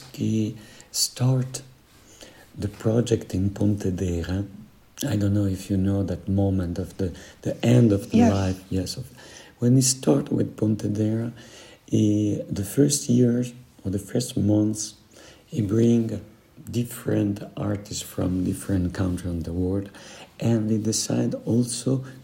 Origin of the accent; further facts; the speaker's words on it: Switzerland; we are from the Italian, Swiss part of the world. We are Mediterranean.